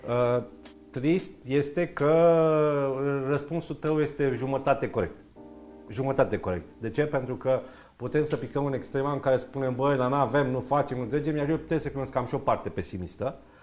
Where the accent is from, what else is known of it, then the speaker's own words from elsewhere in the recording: Romania; Noi ca români